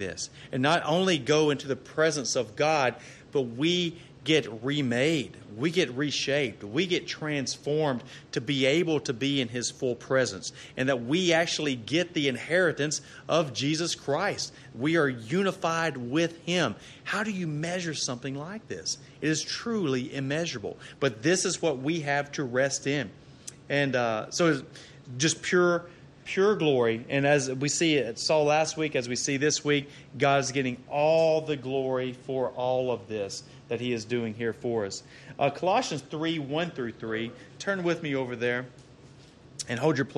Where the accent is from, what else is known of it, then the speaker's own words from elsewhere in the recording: Arkansas, United States; now in Texas, United States; I'm from Arkansas originally